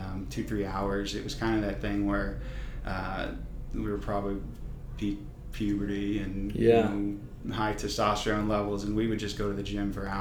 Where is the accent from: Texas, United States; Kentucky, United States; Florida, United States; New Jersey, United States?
Texas, United States; Sugar Land; also born or lived in Los Angeles, California; I was born in Los Angeles, California, but spent most of my time in Houston